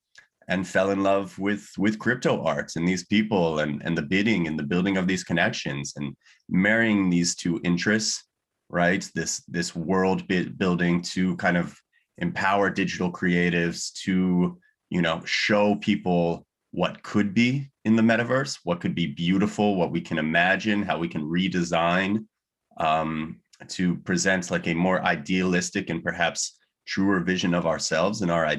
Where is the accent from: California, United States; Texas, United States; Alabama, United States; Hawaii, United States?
California, United States; You know, I was born and raised in Southern California. Spent, you know, all of my life before university there.